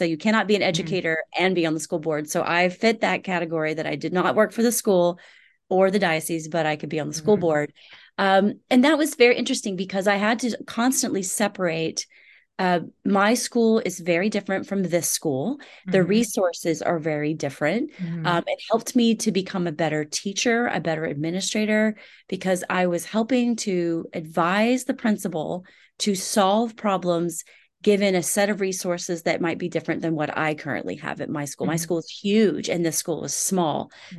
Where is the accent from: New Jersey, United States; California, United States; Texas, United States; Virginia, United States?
Texas, United States; Houston; Rice University, which is here in my hometown of Houston